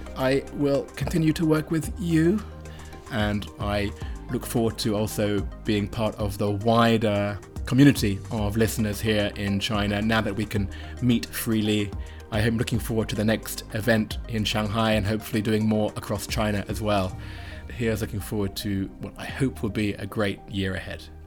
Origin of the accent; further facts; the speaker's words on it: United Kingdom; me as a Brit